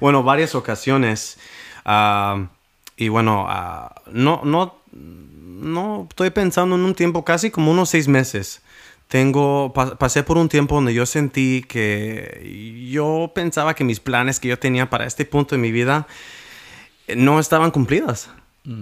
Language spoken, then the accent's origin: Spanish; Washington, United States; soy del estado de Washington.